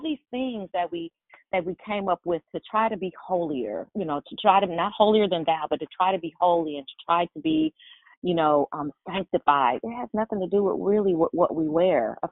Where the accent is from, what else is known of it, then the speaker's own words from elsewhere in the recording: San Francisco, California, United States; I'm from San Francisco.